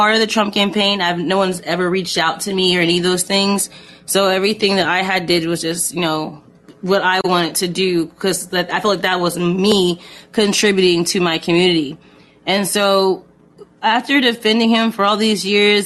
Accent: Indiana, United States; I'm from Indiana, too

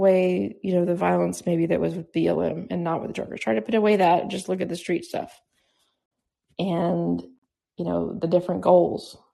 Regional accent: United States; I'm an American

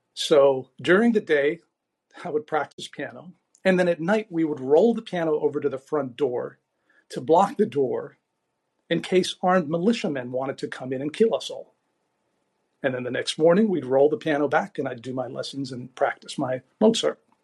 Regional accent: Beirut, Beirut Governorate, Lebanon; moved away; settled in Beirut in the 1960s when it was called the Paris of the Middle East. And Beirut really was an unbelievable place, just an idyllic place. And the first 10 years of my life were sort of like a postcard of Mediterranean life

